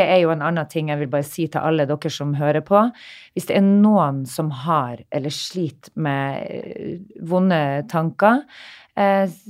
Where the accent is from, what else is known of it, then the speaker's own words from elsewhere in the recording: Narvik, Nordland, Norway; moved away; Jeg som kommer fra en liten by. Eh, jeg snakka litt med mine Narvik-venner nå når vi var hjemme i Narvik sist.